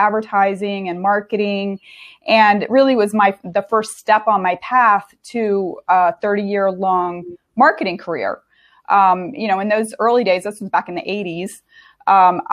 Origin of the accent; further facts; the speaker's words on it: southern Delaware, United States; moved away as an adult; also born or lived in Boston; I grew up in Delaware.